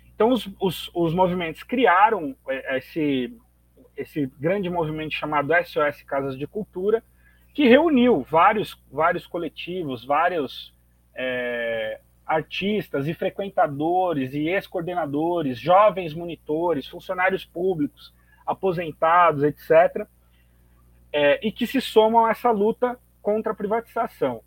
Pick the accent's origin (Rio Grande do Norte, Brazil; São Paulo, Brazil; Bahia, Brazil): São Paulo, Brazil; eu sou morador de Itaquera, na zona leste de São Paulo